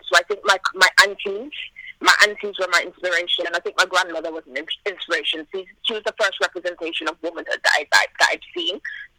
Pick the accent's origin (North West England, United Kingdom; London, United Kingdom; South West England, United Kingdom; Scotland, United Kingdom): South West England, United Kingdom; Bristol; moved away as an adult; also born or lived in Jamaica; now in Birmingham, United Kingdom; Well, I was born in Jamaica, and then I came to England when I was a baby, and I've been here since I was two. I lived in Bristol for a while, and I moved to Birmingham when I was 18.